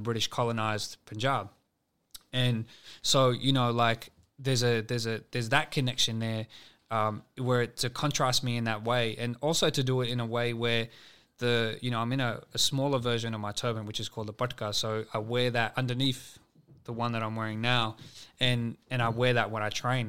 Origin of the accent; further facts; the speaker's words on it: Sydney, New South Wales, Australia; I'm from West Sydney